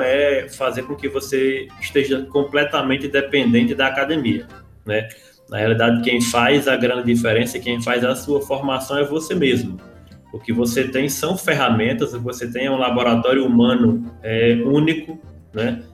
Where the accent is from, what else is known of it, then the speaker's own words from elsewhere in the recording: Cajazeiro, interior of Ceará, Brazil; also born or lived in Mossoró, Rio Grande do Norte; now in Rio de Janeiro, Brazil; apesar de eu ser nascido em Mossoró, a minha infância aconteceu muito em Cajazeiro, no interior do Ceará